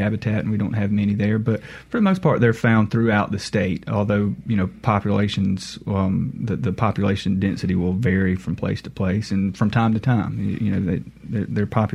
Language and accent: English; Monticello, Mississippi, United States; I'm from Mississippi. I grew up around the Monticello area